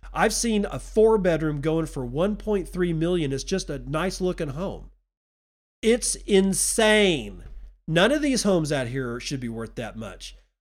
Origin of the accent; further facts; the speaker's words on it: United States; also born or lived in Texas; now in Eastern Washington, United States; I'm an American.